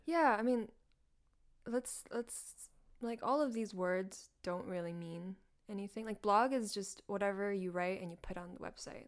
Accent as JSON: {"language": "English", "region": "North Carolina", "country": "United States", "tie": "born or raised there", "also_born_or_lived": "Hangzhou, China", "moved": "as an adult", "lives_now": "New York, United States", "said": "I grew up in North Carolina, went to middle, like, elementary, middle, high school in North"}